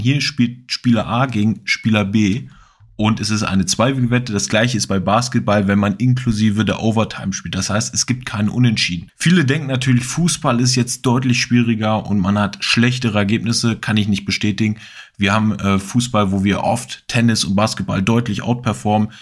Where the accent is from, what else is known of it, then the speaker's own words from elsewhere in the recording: Hanover, Lower Saxony, Germany; ich bin aus Hannover